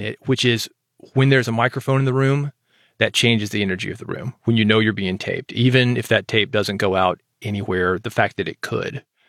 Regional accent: Nashville, Tennessee, United States; moved away as an adult; growing up in Nashville

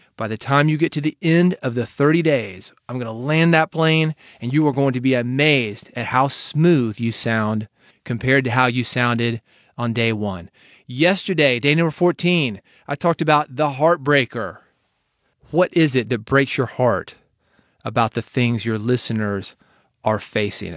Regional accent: Nashville, Tennessee, United States; I'm from Nashville

